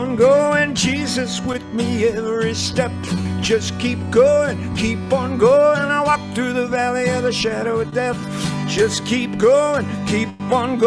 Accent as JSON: {"language": "English", "town": "New York City", "region": "New York", "country": "United States", "said": "I come from New York City where cursing is a second language"}